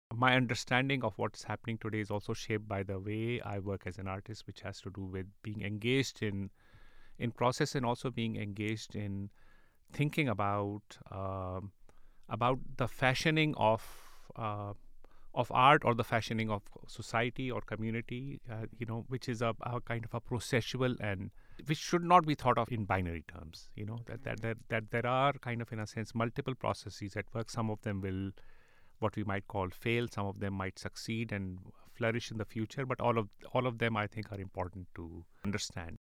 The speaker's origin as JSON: {"language": "English", "town": "Karachi", "region": "Sindh", "country": "Pakistan", "tie": "born or raised there", "moved": "yes", "said": "I grew up in Karachi"}